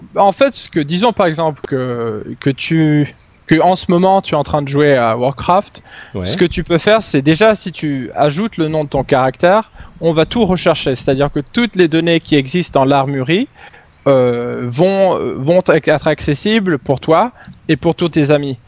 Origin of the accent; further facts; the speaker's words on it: Stockholm, Stockholm County, Sweden; French is a second language; je suis suédois, j'ai euh, vécu la plus grande, la grande majorité de mes euh, presque 30 années en Suède, à Stockholm